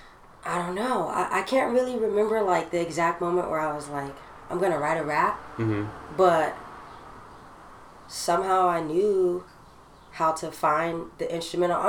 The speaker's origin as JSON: {"language": "English", "area": "Orange County", "region": "California", "country": "United States", "tie": "born or raised there", "said": "I was from Orange County"}